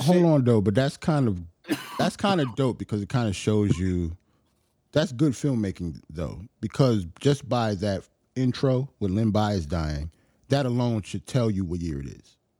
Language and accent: English; New York, United States; as a New Yorker